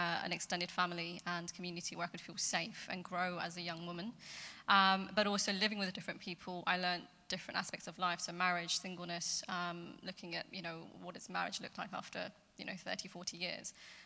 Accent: Milton Keynes, South East England, United Kingdom; moved away as an adult; now in Leamington, United Kingdom; I grew up in a Hindu family in Milton Keynes.

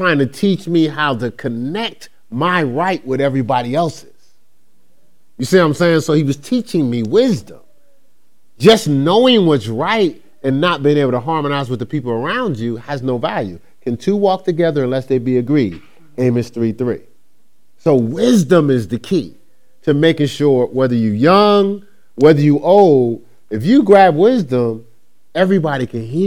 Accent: Newark, New Jersey, United States; when I grew up in Newark, New Jersey, in that culture, I was taught different

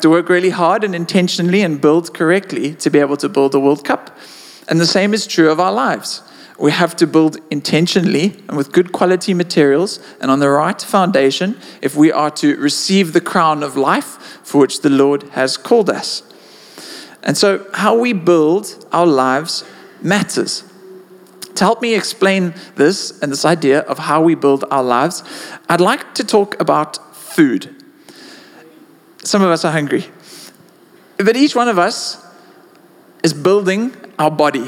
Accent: South Africa

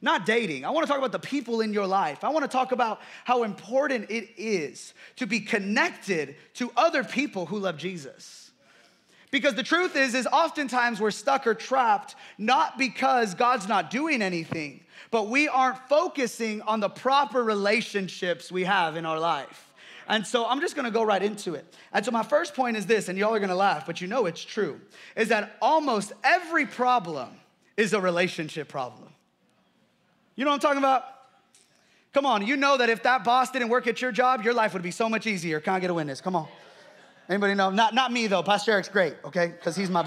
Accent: United States; growing up in America

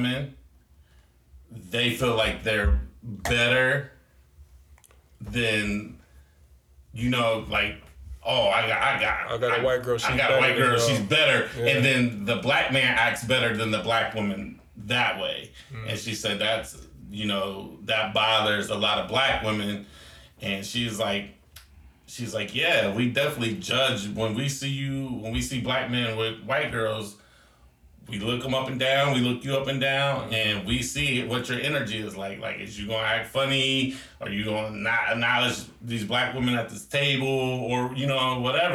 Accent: Newark, New Jersey, United States; now in New York City, United States; Growing up in Newark

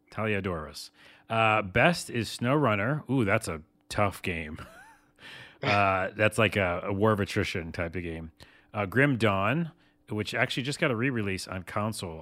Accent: New York, United States; I'm from New York

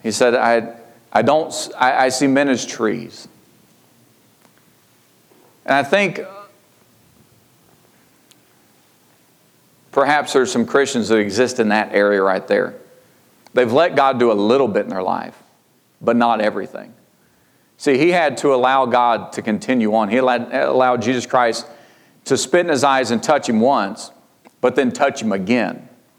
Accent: Georgia, United States; I mean, I came from Georgia. Sherry came from Ohio. We met in Kentucky.

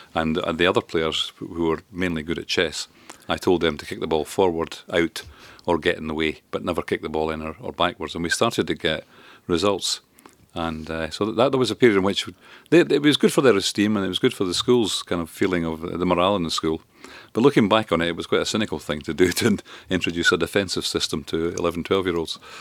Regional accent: Grangemouth, Scotland, United Kingdom; also born or lived in Duns, Berwickshire; I grew up in, in Grangemouth mainly. in the Falkirk area and grew up a, a loyal bairn.

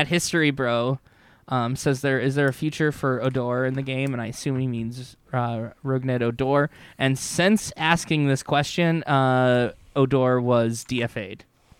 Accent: Wisconsin, United States; I grew up in Western Wisconsin, so it was like split between Twins fans and Brewers fans.

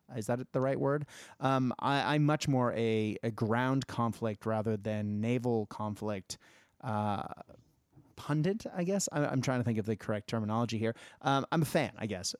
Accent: United States; my home country, uh, because, you know, America.

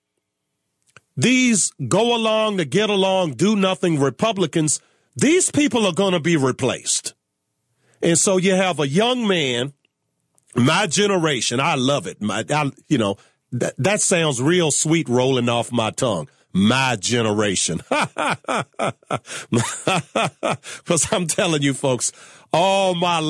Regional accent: Virginia, United States; my home state of Virginia

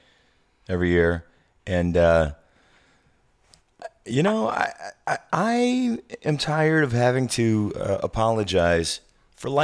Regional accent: Zion, Illinois, United States; our good buddy Jerry that we grew up in Zion

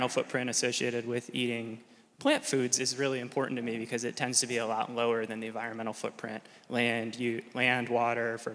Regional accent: Midwest, United States; moved away as an adult; now in California, United States; I grew up in the Midwest.

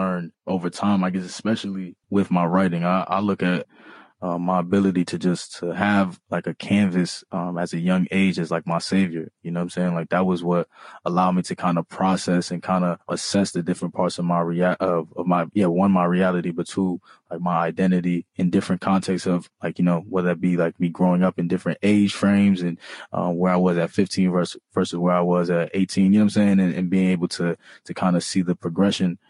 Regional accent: New York City, New York, United States; first language Bambara; also born or lived in Massachusetts; growing up in Harlem

